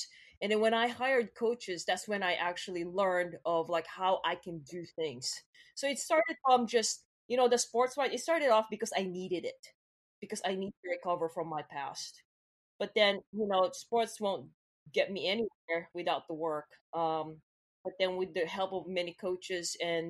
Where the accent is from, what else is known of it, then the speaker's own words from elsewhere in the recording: Philippines; I grew up in the Philippines.